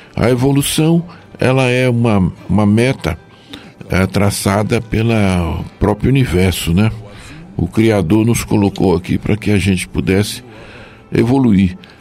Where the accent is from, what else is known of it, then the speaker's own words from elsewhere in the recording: Joaíma, Minas Gerais, Brazil; Sou mineiro, do Vale do Jequitinhonha, vale Minas Gerais. Cidade de Joaíma.